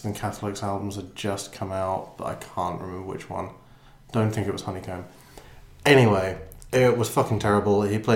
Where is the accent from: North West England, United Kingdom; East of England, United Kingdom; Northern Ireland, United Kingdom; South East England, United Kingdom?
Northern Ireland, United Kingdom; I'm from Northern Ireland